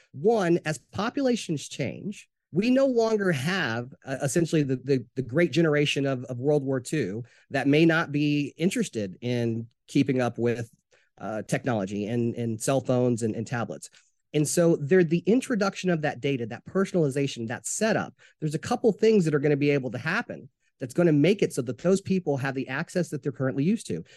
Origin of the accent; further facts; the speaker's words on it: Jonesboro, Arkansas, United States; now in Atlanta, United States; I'm originally from Jonesboro, Arkansas